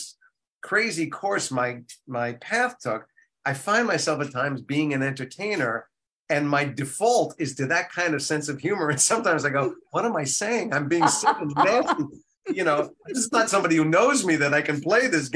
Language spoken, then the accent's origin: English; New Jersey, United States; also born or lived in Maplewood, New Jersey / Livingston, New Jersey; growing up in Jersey